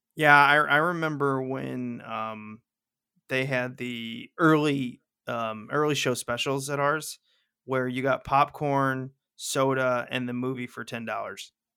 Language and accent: English; Missouri, United States